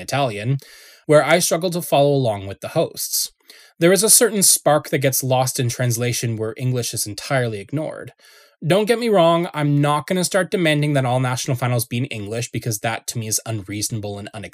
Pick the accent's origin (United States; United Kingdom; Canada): Canada; as a Canadian